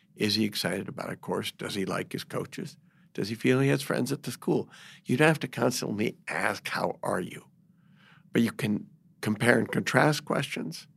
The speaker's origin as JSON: {"language": "English", "region": "New York", "country": "United States", "tie": "born or raised there", "said": "I had it growing up in New York"}